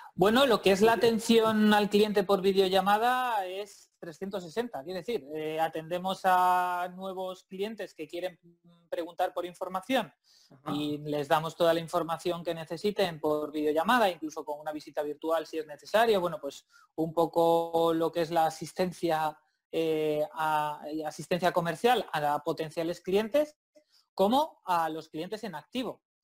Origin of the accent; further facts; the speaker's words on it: Santander, Cantabria, Spain; yo, vivo y soy de Santander